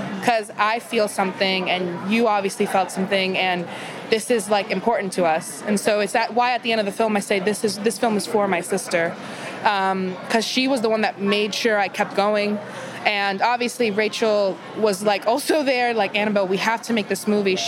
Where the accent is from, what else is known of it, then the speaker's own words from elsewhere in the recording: Miami, Florida, United States; moved away; When I'm Cuban from Miami, and it's so funny because my whole life, that Spanish, that Cuban Spanish is like half English, mm-hmm. half actual Spanish.